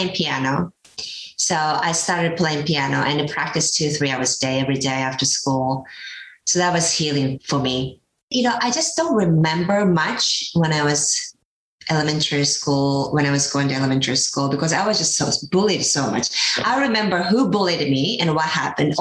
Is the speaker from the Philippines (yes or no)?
no; Japan; moved away; I grew up in Japan, and women supposed to just follow men or listen to authorities